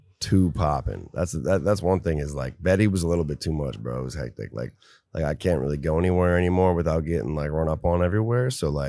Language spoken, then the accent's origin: English; Minnesota, United States; moved away; I can't go back to my home state, really. I mean, I go back and I'm low key, but, like, anywhere in Minnesota